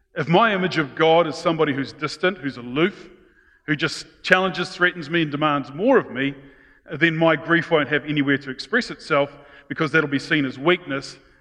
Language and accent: English; New Zealand; being Kiwis, especially those brought up of good British stock